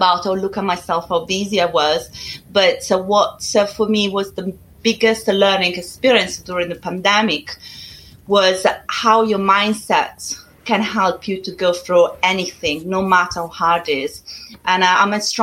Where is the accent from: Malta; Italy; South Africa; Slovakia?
Italy; English is a second language; moved away as an adult; now in United Kingdom; I'm originally from Italy